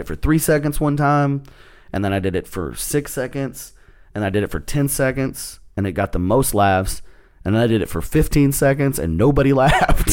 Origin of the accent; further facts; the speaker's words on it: Texas, United States; I'm from Texas